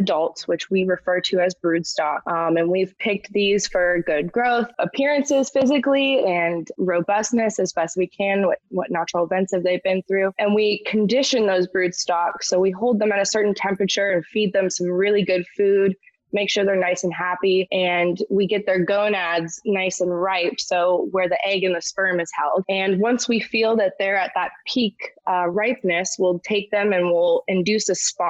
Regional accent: Ormond Beach, Florida, United States; also born or lived in Gainesville, Florida; I'm a Florida native. I was born in Gainesville, Florida, but I grew up in Ormond Beach, which is near Daytona

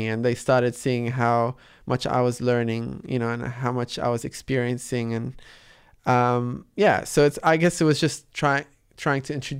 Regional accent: Australia; English is a second language; which wasn't the case when I was growing up in Australia. I was trying to catch up to you know, enhance my speaking and I guess my accent, and so English was the focus.

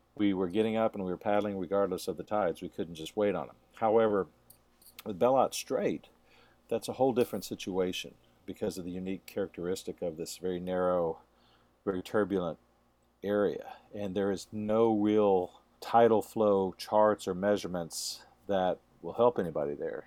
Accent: Texas, United States; Jeff and I were raised in Texas, and we were raised around guns and hunting and mountain lions

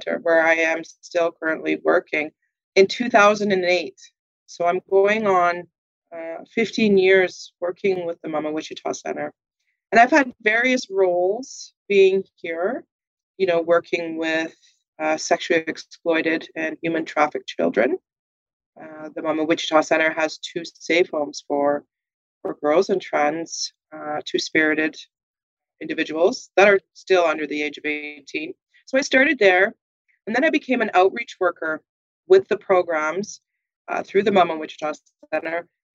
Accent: Manitoba, Canada; now in Winnipeg, Canada; So I am a Manitoban. I was born and bred in Manitoba.

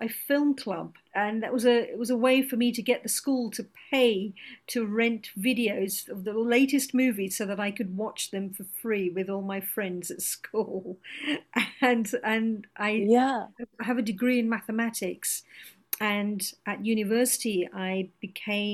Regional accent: London, United Kingdom; first language Gujarati; I was born and brought up in London, and my parents are British Indian, and so I was born and brought up here

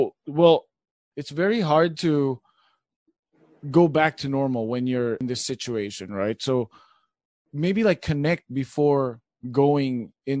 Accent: Philippines; English is a second language; now in United States; when I started out, I came from the Philippines and I knew how to speak English, but not like California English. So I had to like immerse myself into the culture.

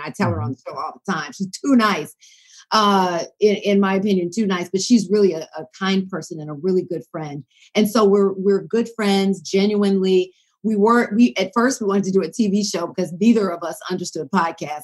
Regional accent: Decatur, Georgia, United States; moved away; I grew up in the Atlanta area

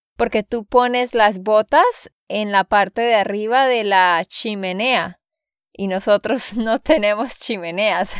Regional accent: Santander, Colombia; de Santander, Colombia

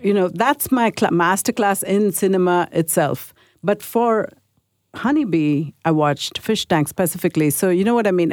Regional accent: India; I grew up in India in a Catholic school

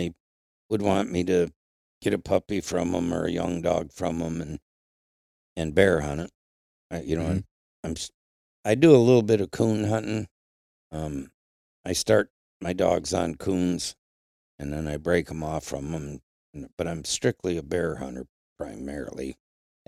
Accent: Flint, Michigan, United States; moved away as an adult; also born or lived in Marquette, Michigan (Upper Peninsula); now in Upper Peninsula, Michigan, United States; I was raised in Flint, and back then, the car industry was booming in Flint.

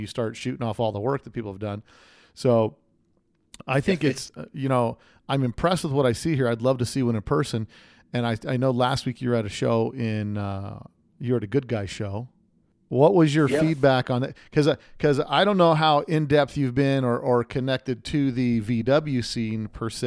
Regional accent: Las Vegas, Nevada, United States; my hometown of SEMA right here in Las Vegas

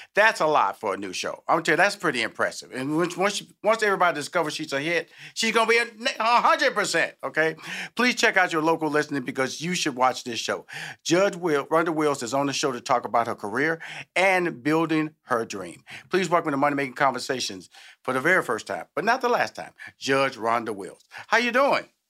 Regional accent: Houston, Texas, United States; I'm from Houston

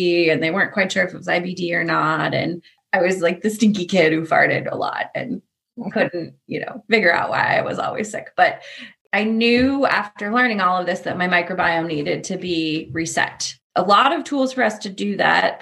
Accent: Portland, United States; I grew up in Portland

